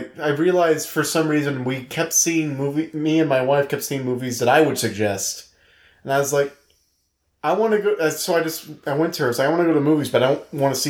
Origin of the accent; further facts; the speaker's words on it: New York, United States; I was born and raised in New York.